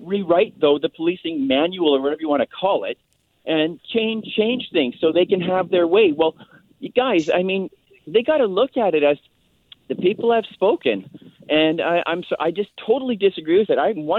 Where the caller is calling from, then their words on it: Chilliwack, British Columbia, Canada; it's usually … from Chilliwack, but I'm calling you from Saskatoon this afternoon.